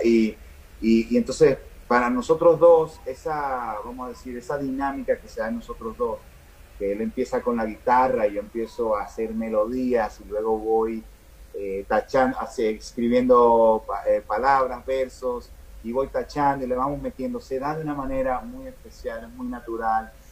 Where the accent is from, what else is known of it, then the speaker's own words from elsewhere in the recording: Dominican Republic; also born or lived in New York; Vengo de República Dominicana